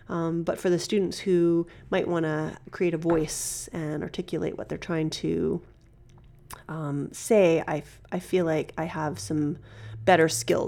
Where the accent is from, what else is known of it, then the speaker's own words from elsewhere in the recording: Regina, Saskatchewan, Canada; born there; Yeah, okay, I was born in Regina.